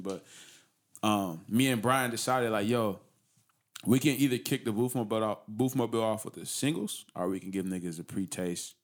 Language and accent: English; Pomona, California, United States; I grew up in that area